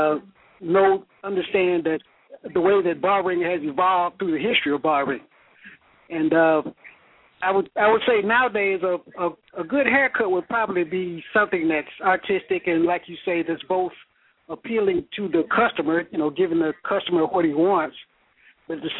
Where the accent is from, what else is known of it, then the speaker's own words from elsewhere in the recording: Chattanooga, Tennessee, United States; moved away as an adult; now in Jacksonville, United States; my hometown in Chattanooga, Tennessee